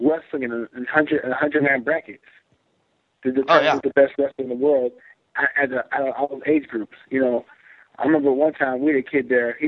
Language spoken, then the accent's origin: English; Texas, United States; I come from Texas